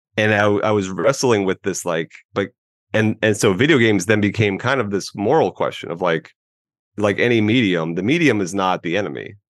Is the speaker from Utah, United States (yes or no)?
no; Tampa Bay area, Florida, United States; I am a Florida man, born and raised in the Tampa Bay area.